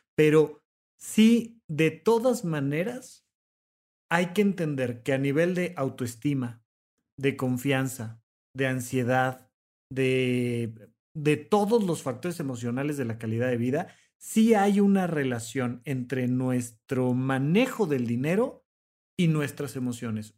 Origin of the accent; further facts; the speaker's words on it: Mexico; tenemos como mexicanos